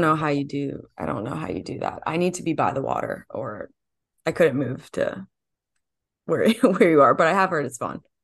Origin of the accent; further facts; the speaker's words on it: New Jersey, United States; growing up in New Jersey and then going to Rutgers